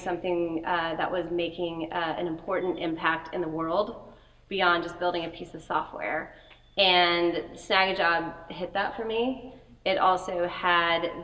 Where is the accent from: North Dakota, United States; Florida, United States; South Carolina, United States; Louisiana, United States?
Louisiana, United States; New Orleans; moved away; I was born in New Orleans